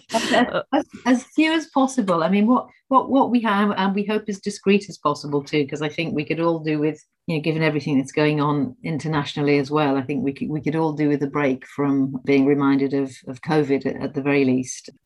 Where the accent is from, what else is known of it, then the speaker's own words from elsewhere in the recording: Liverpool, North West England, United Kingdom; I'm from Liverpool